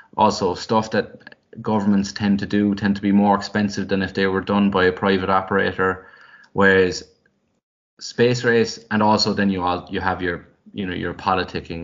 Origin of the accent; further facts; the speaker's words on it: Drimoleague, Munster, Ireland; I remember growing up, I felt like because I was from West Cork